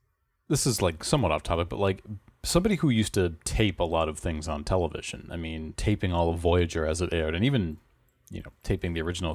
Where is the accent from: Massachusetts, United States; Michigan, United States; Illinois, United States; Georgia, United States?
Massachusetts, United States; And we're from the Boston area.